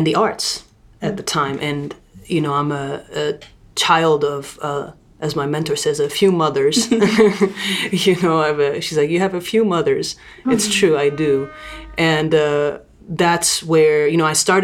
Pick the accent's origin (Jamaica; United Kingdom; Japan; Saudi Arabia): Saudi Arabia; moved away; also born or lived in Lebanon; I'm from Lebanon by culturally, and I'm also grew up in Saudi Arabia